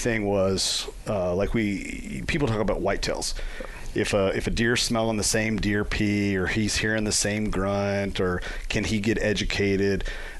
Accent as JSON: {"language": "English", "region": "Central Kentucky", "country": "United States", "tie": "born or raised there", "said": "I grew up in Central Kentucky, and you have all of the Knob Creek, and you have Makers."}